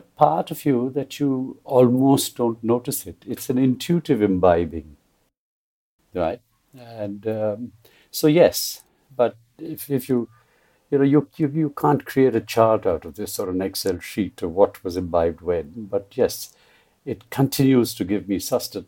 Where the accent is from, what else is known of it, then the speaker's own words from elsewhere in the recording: Kolkata, West Bengal, India; I was born and brought up in Calcutta, which was a very open cosmopolitan space